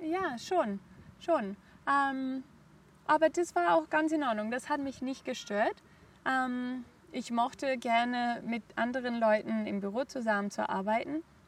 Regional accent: Barcelona, Catalonia, Spain; German is a second language; moved away as an adult; also born or lived in Germany / Hong Kong; Ich bin in Barcelona aufgewachsen, habe auch dort gelebt, bis ich 24 war.

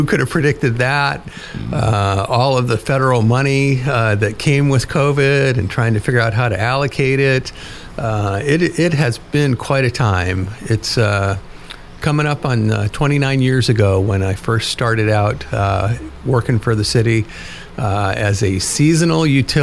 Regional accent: Juneau, Alaska, United States; I am lucky to get to be city manager of my hometown, the capital of Alaska.

